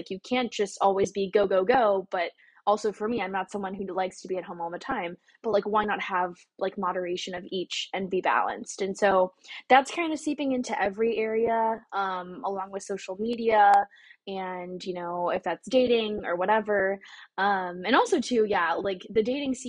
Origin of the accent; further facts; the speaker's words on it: Texas, United States; moved away as an adult; also born or lived in Garland, Texas / Dallas, Texas; now in New York City, United States; I'm just a Texan